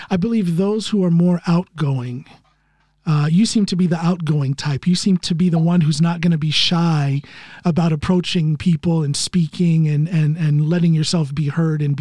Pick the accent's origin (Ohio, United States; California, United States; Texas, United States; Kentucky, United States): Ohio, United States; Norton; moved away; my hometown of norton no. ohio